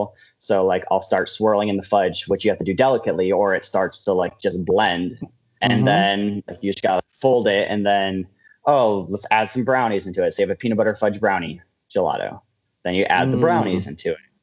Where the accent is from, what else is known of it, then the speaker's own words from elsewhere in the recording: Johnstown, New York, United States; moved away as an adult; now in Albany, United States; I'm from Johnstown, which is in the middle of nowhere.